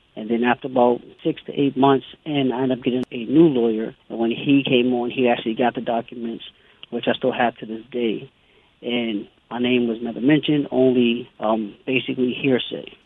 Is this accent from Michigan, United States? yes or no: no; Boston, Massachusetts, United States; also born or lived in Savannah, Georgia; born and raised in Boston, which is Roxbury